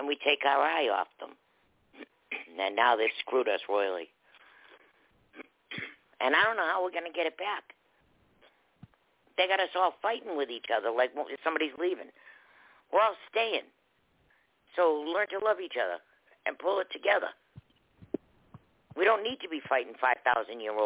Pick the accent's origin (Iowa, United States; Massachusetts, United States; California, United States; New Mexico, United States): Massachusetts, United States; Boston; I grew up in Boston, but I did go to private school